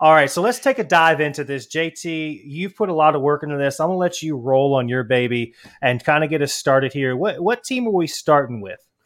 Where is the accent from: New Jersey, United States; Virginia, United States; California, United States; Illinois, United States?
Virginia, United States; I'm not from Georgia. I'm from Virginia